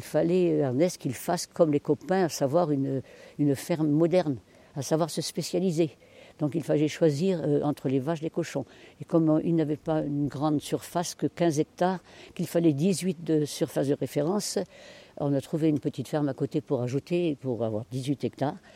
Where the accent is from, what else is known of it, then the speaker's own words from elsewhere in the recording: Finistère, Brittany, France; moved away as an adult; now in Morbihan, France; je suis du Finistère et chez nous, l'habitat est différent.